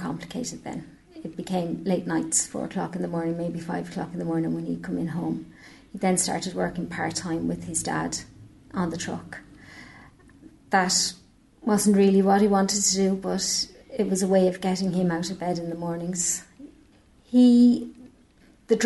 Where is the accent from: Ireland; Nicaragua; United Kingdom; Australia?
Ireland; Dublin, Leinster; now in Nenagh, Ireland; I'm from Dublin originally, moved down.